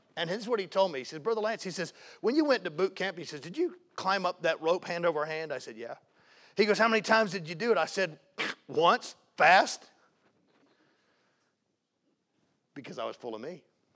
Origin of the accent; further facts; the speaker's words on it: the South, United States; and I was raised in the South. I mean, I'm talking fire-breathing preaching.